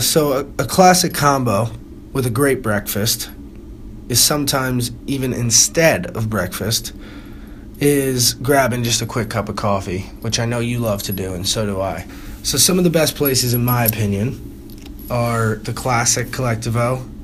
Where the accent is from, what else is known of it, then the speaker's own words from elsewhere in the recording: East Coast, United States; now in Milwaukee, United States; I'm from the East Coast.